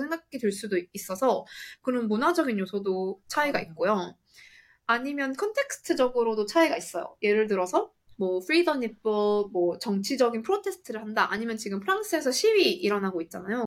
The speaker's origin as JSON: {"language": "Korean", "country": "South Korea", "tie": "born or raised there", "also_born_or_lived": "United States", "moved": "as an adult", "lives_now": "Singapore", "said": "저는 한국에서 나고 자라서 깔깔이님과 단카리님과 같이 고등학교를 나왔고"}